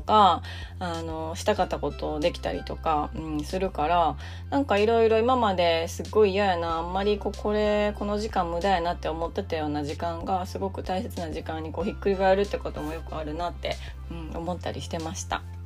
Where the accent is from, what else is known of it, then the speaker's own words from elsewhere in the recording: Japan; 日本で生まれて育った私